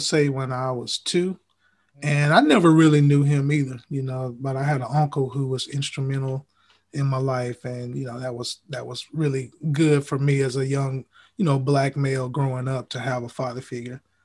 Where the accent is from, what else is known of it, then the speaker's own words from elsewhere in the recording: Huntsville, Alabama, United States; I'm actually from Huntsville